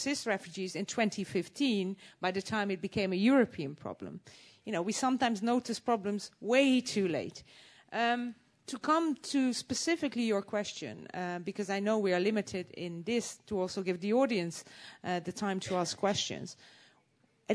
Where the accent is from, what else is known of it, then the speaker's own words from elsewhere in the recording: Netherlands; I would not be here a proud representative of Holland